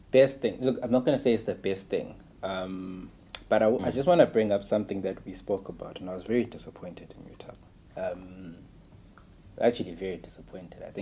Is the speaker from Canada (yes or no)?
no; Malawi; As someone who was born and raised in Malawi.